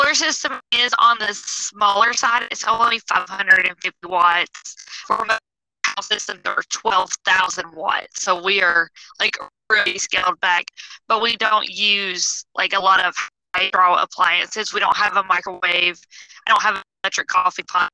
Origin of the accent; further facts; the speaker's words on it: Georgia, United States; moved away as an adult; now in South Carolina, United States; Originally, we're from Georgia